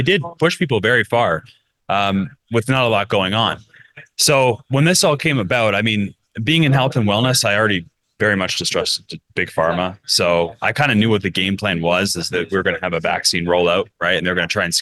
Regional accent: Canada; moved away as an adult; now in Zihuatanejo, Mexico; I'm an escapee from Canada, I guess you could say. Back in 2021, I left Canada, and I haven't actually returned since. I made my home in Zihuatanejo, Ixtapa, Mexico.

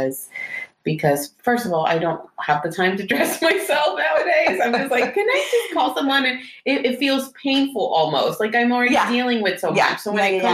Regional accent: Houston, Texas, United States; I grew up in West Houston.

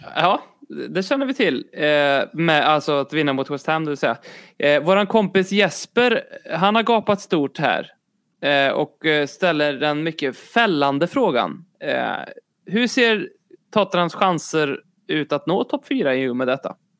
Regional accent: Sweden; jag är också svensk

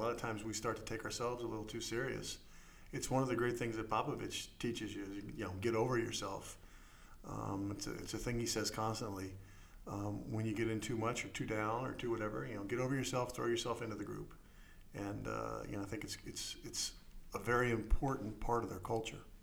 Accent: Maryland, United States; I grew up here in Maryland

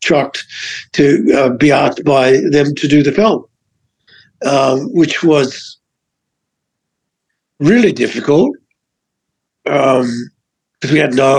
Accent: Adelaide, South Australia, Australia; moved away as an adult; now in United States; I was born in Australia, but, you know, like I've lived here my whole adult life

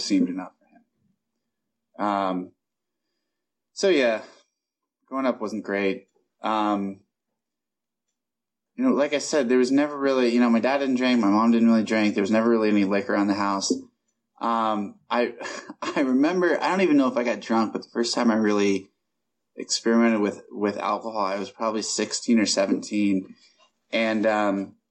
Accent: Columbus, Ohio, United States; I was born and raised in Columbus, Ohio

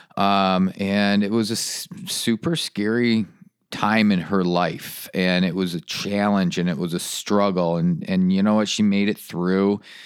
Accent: Michigan, United States; moved away as an adult; now in North Carolina, United States; when I left Michigan, I left it because of the gray and the cold

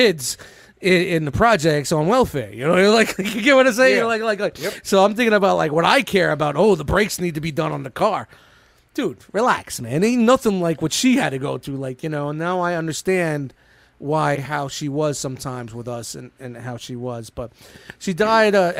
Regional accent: New York City, New York, United States; now in New Jersey, United States; I grew up in Brooklyn. I grew up in Canarsie, which was, at the time, heavily mobbed up

